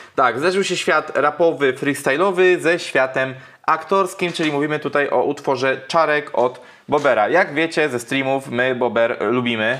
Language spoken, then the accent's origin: Polish; near Widawa, Łódź Voivodeship, Poland; nieopodal mojej rodzinnej miejscowości mhm. Y, jest taka miejscowość jak Widawa